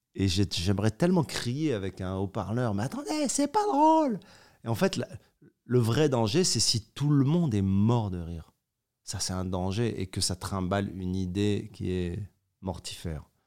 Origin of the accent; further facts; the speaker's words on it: Morocco; Je suis né au Maroc.